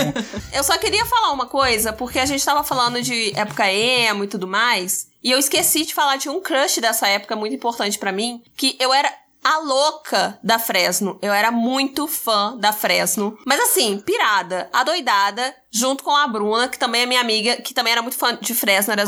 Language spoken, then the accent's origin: Portuguese; Rio de Janeiro, Brazil; also born or lived in Alagoinhas; now in Juiz de Fora, Brazil; eu sou do Rio de Janeiro